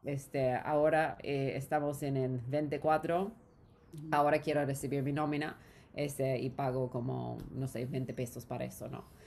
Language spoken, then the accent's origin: Spanish; Orange County, California, United States; Spanish is a second language; moved away as an adult; also born or lived in Los Angeles / Peru; now in Mexico; no soy de América Latina, eh, crecí en California